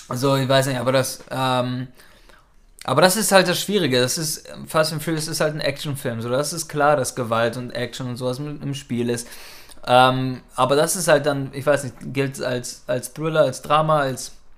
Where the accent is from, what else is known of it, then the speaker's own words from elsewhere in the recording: Norderstedt, Schleswig-Holstein, Germany; now in Hamburg, Germany; da groß geworden